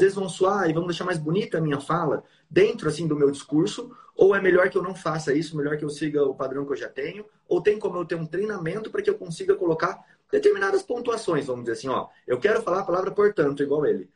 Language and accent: Portuguese; São Paulo, Brazil; now in Mato Grosso do Sul, Brazil; Eu nasci em São Paulo e vim para cá